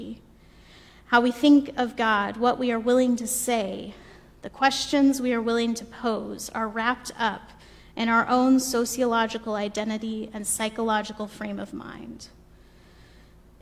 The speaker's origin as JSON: {"language": "English", "region": "the South", "country": "United States", "moved": "yes", "lives_now": "Pasadena, United States", "said": "a white woman from the South"}